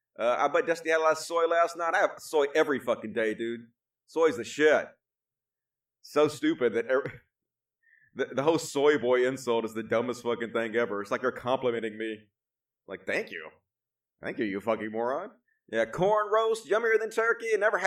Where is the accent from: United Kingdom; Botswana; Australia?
Australia; I'm an Aussie. So we don't celebrate it.